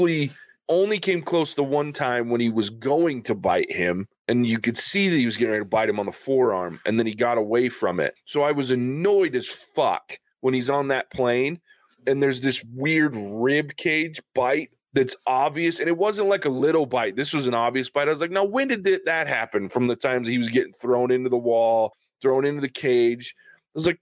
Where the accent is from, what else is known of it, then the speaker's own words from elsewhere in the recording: the South, United States; I am from the South